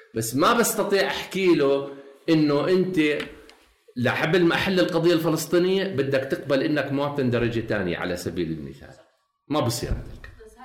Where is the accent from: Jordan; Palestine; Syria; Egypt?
Jordan; انا شرق اردني